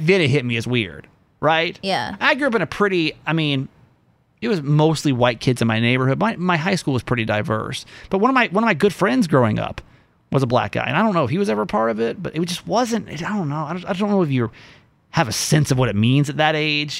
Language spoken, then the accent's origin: English; the South, United States; Growing up in the South, being gay in the South